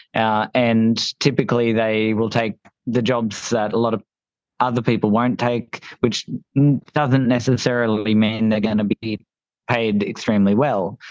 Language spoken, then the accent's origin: English; Gold Coast, Queensland, Australia; we're from the Gold Coast